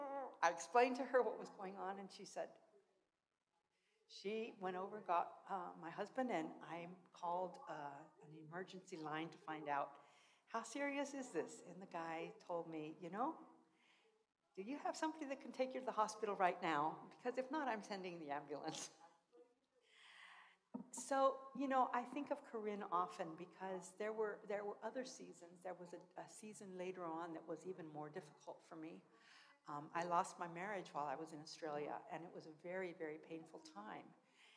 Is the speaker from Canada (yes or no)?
no; Argentina; I grew up in Argentina, actually. My folks were missionaries as well. And so Spanish has been my second language, really, from the time I was very young.